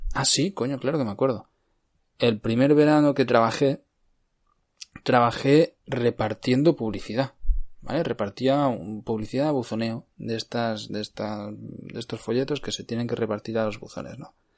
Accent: Cardedeu, Catalonia, Spain; moved away; also born or lived in Barcelona; Yo soy nacido en Barcelona, pero he crecido mi vida en Cardedeu, que estaba ubicado a treinta y pocos kilómetros de Barcelona.

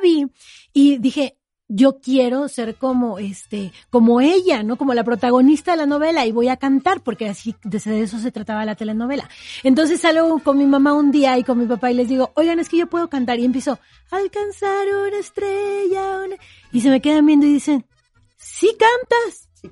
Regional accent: Oaxaca, Mexico; Yo empecé desde muy pequeña, a los siete años de edad en mi tierra natal, Oaxaca

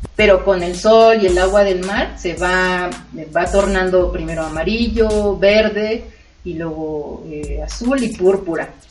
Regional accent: Oaxaca, Mexico; moved away; yo soy de Oaxaca

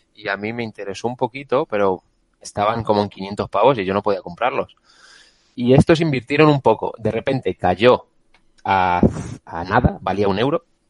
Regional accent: Castilla-La Mancha, Spain; now in Madrid, Spain; como Castellano Manchego

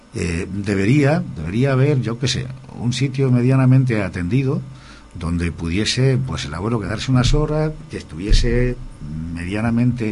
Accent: Purias, Region of Murcia, Spain; moved away; yo soy de, lógicamente, de Purias, aunque no vivo allí ahora actualmente

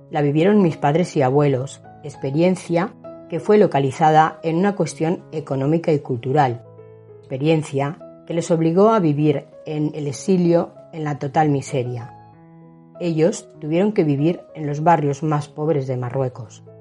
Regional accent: Western Sahara; first language Hassaniya; Spanish is a second language; Nos hacían ver que nosotros éramos saharauis, que no teníamos nada que ver con los marroquíes más allá de vivir en coherencia, en armonía y en respeto.

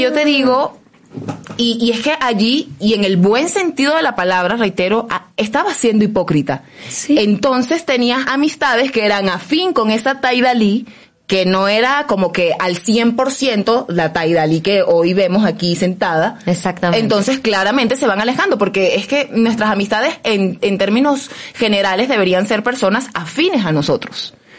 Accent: Caracas, Capital District, Venezuela; soy caraqueña, entonces claro que hay diferencias un poquito allí en el léxico

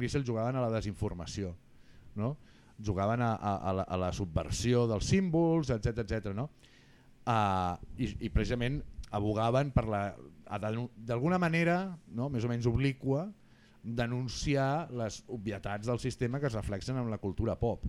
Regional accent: Barcelona, Catalonia, Spain; jo sóc del Guinardó

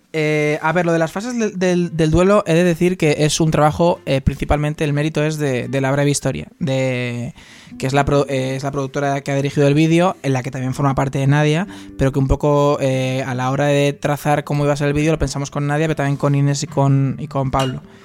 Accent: Tres Cantos, Community of Madrid, Spain; Yo soy de Tres Cantos también

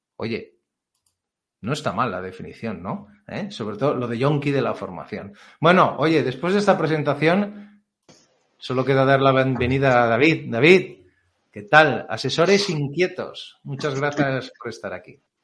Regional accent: Catalonia, Spain; yo soy catalán

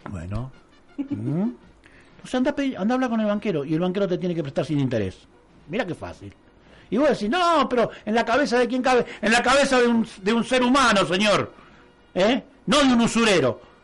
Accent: Argentina; nosotros somos Argentina

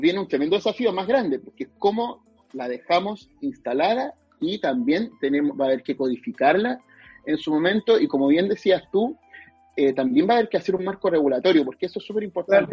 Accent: Chile; yo soy un orgulloso de Chile

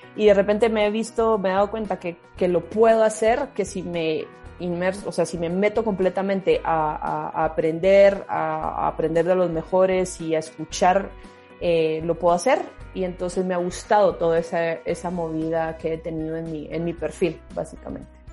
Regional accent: Guatemala; moved away as an adult; also born or lived in Peru / Costa Rica / Mexico; de, Guatemala salgo a Perú y luego de Perú a Costa Rica. En México estuve brevemente eh, antes de volver a Guatemala

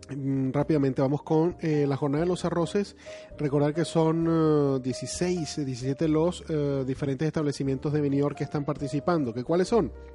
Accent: Venezuela; now in Spain; vengo de un país de Venezuela

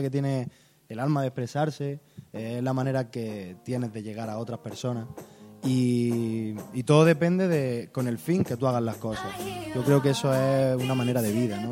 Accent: Almería, Andalusia, Spain; yo soy de La Cañada

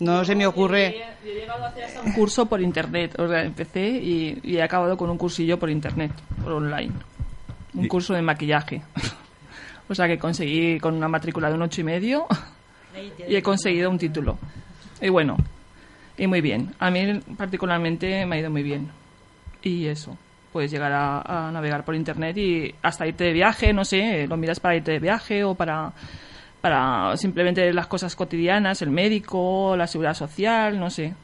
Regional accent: Picassent, Valencian Community, Spain; somos todas de Picasen

